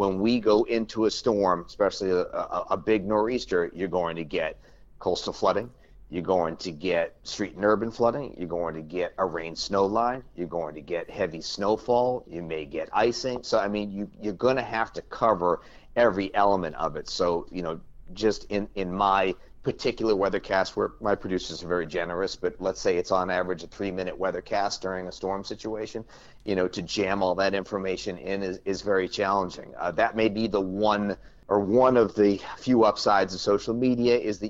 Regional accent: Boston, Massachusetts, United States; moved away as an adult; now in New York, United States; I'm a kid from Boston who couldn't name all the 5 boroughs in 1990.

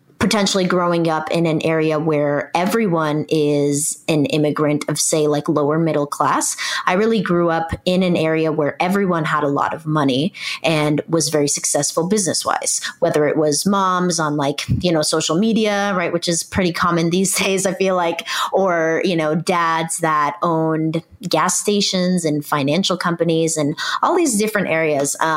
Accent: Irvine, California, United States; I grew up in Orange County, which is in Southern California

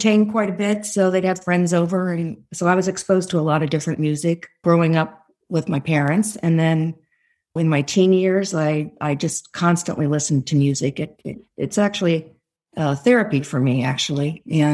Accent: San Mateo County, Bay Area, California, United States; also born or lived in San Francisco, California / Utah; I am a native Californian. I actually was born in San Francisco, grew up in the Bay Area in San Mateo County on the peninsula

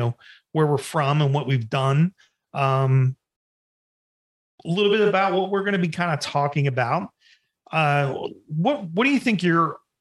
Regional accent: New Jersey, United States; I was the other white kid in my neighborhood. I grew up in Jersey, and it wasn't just all black people. It was, a mixture of different nationalities.

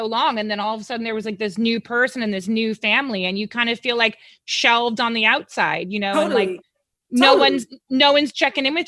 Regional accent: United States; accent: American; now in United Kingdom; my American accent

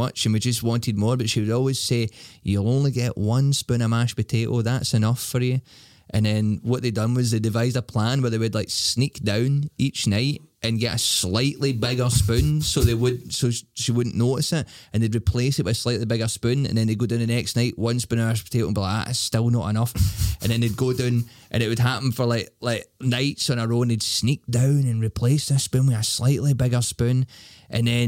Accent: Glasgow, Scotland, United Kingdom; I'm from Glasgow

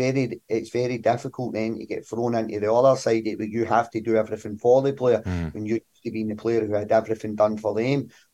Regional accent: Glasgow, Scotland, United Kingdom; the Govan shipyards, growing up in Govan. Like myself, like sharing a bedroom with my younger brother most of my life.

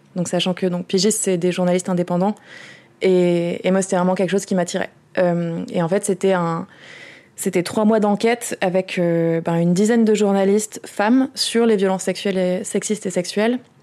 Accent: Orange, Provence-Alpes-Côte d'Azur, France; moved away; je viens d'Orange à la base, qui est une ville d'extrême droite, euh, et en fait le même maire y est depuis que j'ai deux ans

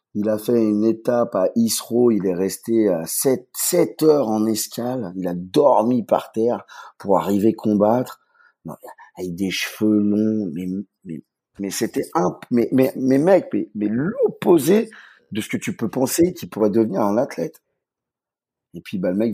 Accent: Saint-Malo, Brittany, France; now in Switzerland; je suis euh, de Saint-Malo

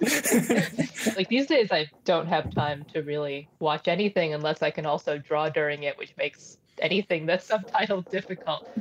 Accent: New York, United States; I grew up in New York. That was in Chinatown, Manhattan.

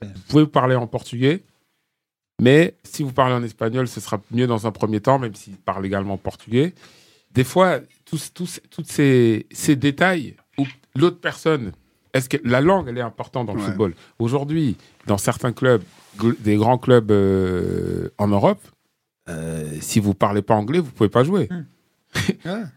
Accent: France; on est français

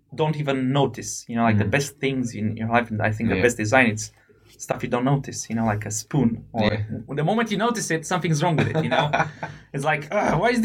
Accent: Romania; moved away as an adult; also born or lived in United Kingdom; I come from Romania

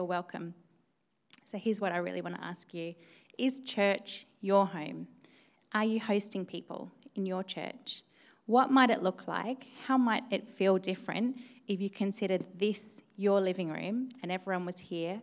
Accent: Australia; now in York, United Kingdom; I am an immigrant. Yes, I am Australian

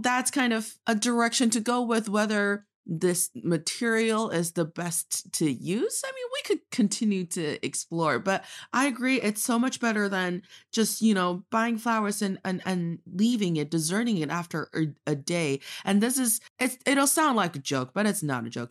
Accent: Northeast China, China; now in Beijing, China; I am from the northeast part of China, proudly representing Dongbae

